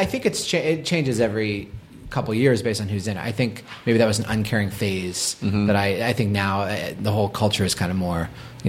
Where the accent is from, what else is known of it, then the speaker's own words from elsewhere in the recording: Boston, Massachusetts, United States; Again, I was from Boston. I was not like a cool kid.